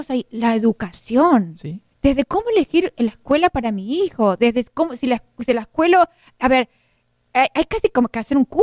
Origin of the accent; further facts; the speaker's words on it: Argentina; now in United States; Porque yo soy argentina, tú, tú eres mexicano, pero acá somos hispanos.